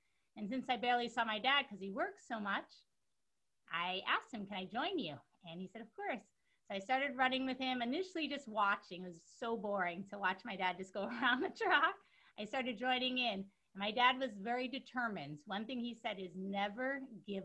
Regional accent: New York City, New York, United States; I'm originally from New York City. I'm a Brooklyn girl from Canarsie.

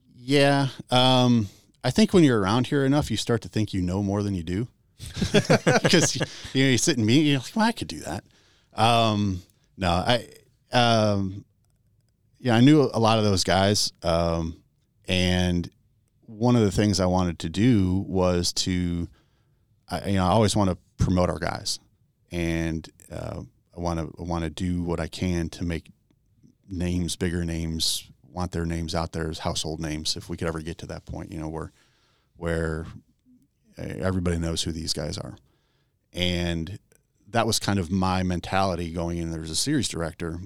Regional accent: Chicago, Illinois, United States; moved away as an adult; also born or lived in Western Pennsylvania; I grew up in Chicago area, and we moved to uh, my wife and I moved to Western PA in the uh, mid '90s

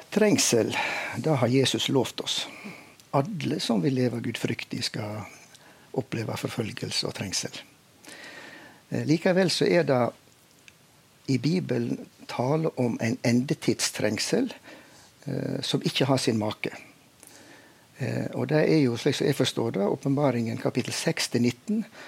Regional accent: Veitastrand, Vestland, Norway; jeg vokste jo opp eh, i Veitastrand i Luster kommune i Indre Sogn

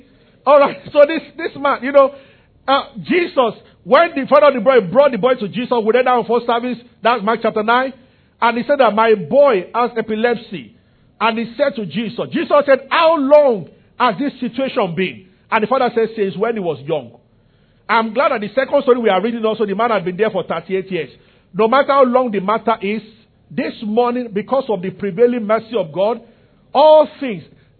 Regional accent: Nigeria; I'm from Yoruba tribe also, so.

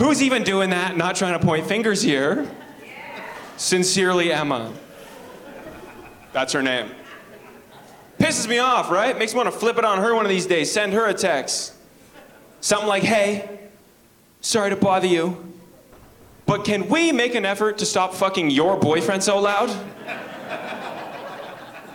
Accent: Penetanguishene, Ontario, Canada; now in Toronto, Canada; I live in Toronto. I'm from a small town, too. I'm from Penetanguishene, Ontario.

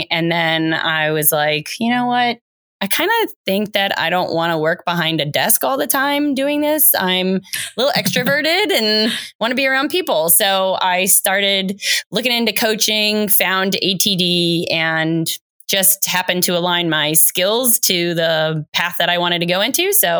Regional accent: Rome, Lazio, Italy; now in United States; I grew up in Rome, Italy, as an Italian-American, barely speaking Italian, and then was whisked away to America.

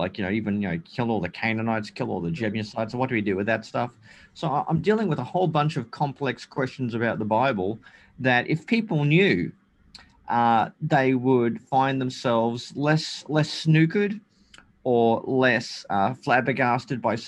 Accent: Australia; also born or lived in Germany; when I was about 4 years old, my parents divorced and I came to Australia with my mother, and I grew up in Australia

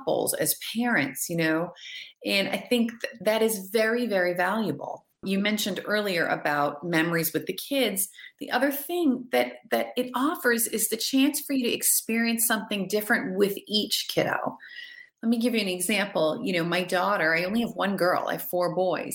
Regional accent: New Hampshire, United States; we're from New Hampshire

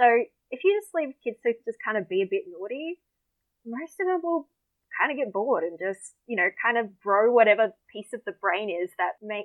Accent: Deception Bay, Queensland, Australia; moved away; my hometown's called Deception Bay.

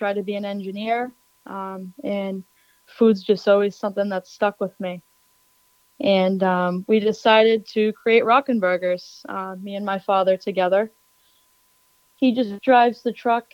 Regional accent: Braintree and Weymouth area, Massachusetts, United States; I'm originally from the Braintree and Weymouth area in Massachusetts. It's right outside of Boston, about 15 minutes south.

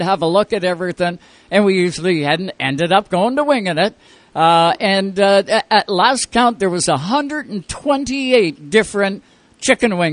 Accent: Owen Sound, Ontario, Canada; right here in my hometown, Owen Sound, Ontario.

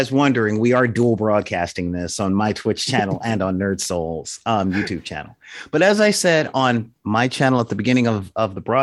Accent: Los Angeles, California, United States; I grew up in South Central LA in the 80s

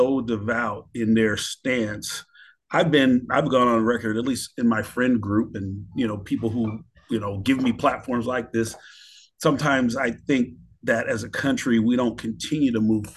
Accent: Florida, United States; now in Seattle, United States; I am from Florida

